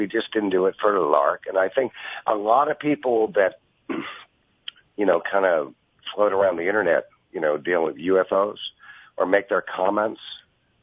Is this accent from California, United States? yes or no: no; New York, United States; I'm from New York